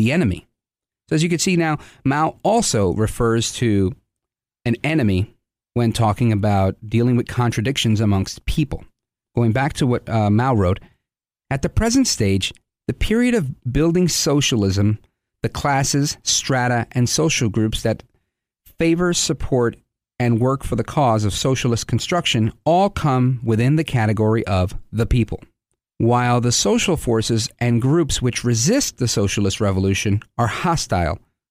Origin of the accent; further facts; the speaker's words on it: United States; being American and living in a country where I thought we could disagree